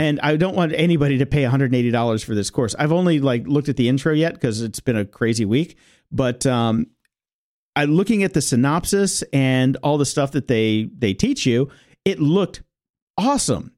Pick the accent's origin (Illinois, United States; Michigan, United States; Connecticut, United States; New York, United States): Illinois, United States; Chicago; moved away; I was from Chicago, and we had Da Bears